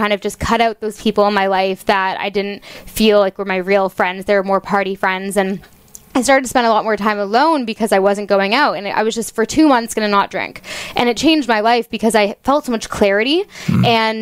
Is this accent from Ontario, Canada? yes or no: yes; Toronto, Ontario, Canada; moved away as an adult; also born or lived in Halifax; now in United States; I'm from Toronto, so I wanted to go to the farthest university I could in Canada